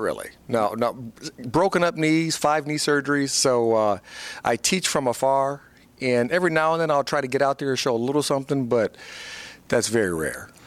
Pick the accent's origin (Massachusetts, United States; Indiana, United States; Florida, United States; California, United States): Indiana, United States; Fort Wayne; moved away as an adult; my hometown in Fort Wayne, Indiana